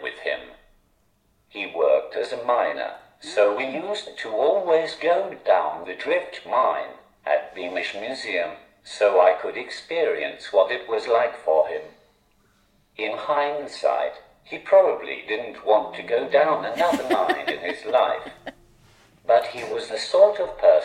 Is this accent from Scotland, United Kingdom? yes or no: no; Consett, North East England, United Kingdom; I grew up in Consett, which is about 15 minutes away from the museum.